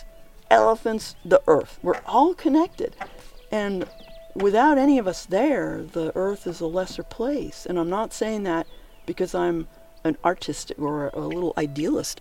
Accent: New England, United States; the culture I was raised in New England

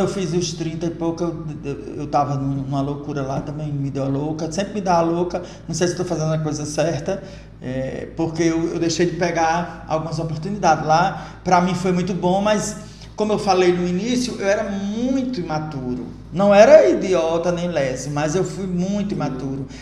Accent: Angicos, Rio Grande do Norte, Brazil; moved away as an adult; also born or lived in Rio de Janeiro / Açu; eu sou natural de Angicos

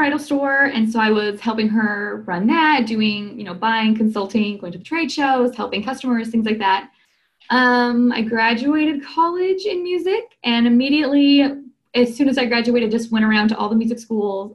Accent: Southern California, United States; I grew up in this area. So I'm from Southern California.

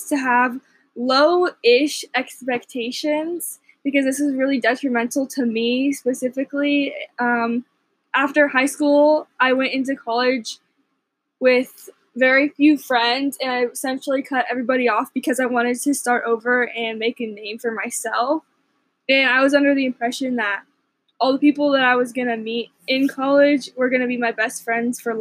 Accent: Colleyville, Texas, United States; I'm from a small suburb of Dallas called Colleyville or Grapevine, just that area.

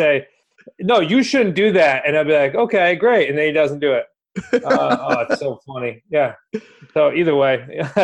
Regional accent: New England, United States; We're from New England.

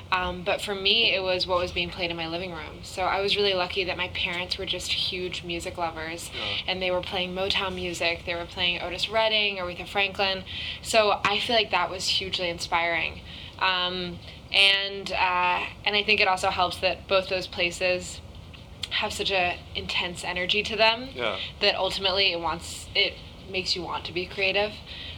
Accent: Japan; also born or lived in London / Hong Kong; now in Los Angeles, United States; Yeah, I was born in London, and then I grew up in Japan and Hong Kong. And then I moved to Los Angeles just right after graduating high school.

